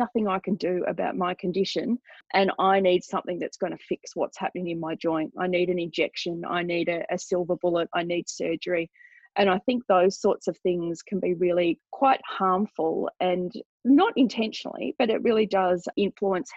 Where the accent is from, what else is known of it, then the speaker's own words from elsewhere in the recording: Australia; I'm Australian. We're doing this interview here in Australia